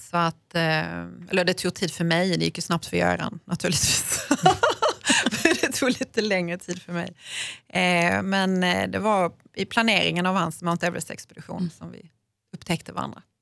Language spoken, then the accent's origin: Swedish; Malmö, Skåne, Sweden; eftersom jag kommer från Malmö